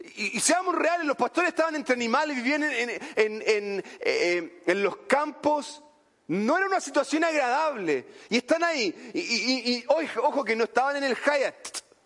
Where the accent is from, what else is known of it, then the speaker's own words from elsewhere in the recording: Chile; en Chile diríamos bacán